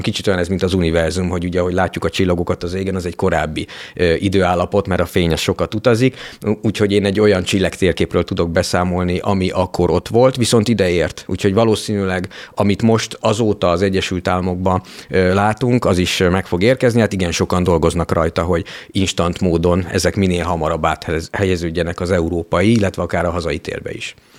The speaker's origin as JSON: {"language": "Hungarian", "town": "Kiskunfélegyháza", "region": "Bács-Kiskun", "country": "Hungary", "tie": "born or raised there", "also_born_or_lived": "Budapest", "moved": "as an adult", "said": "nekem ilyen kiskunfélegyháza, Eh, ahol eh, felnőttem"}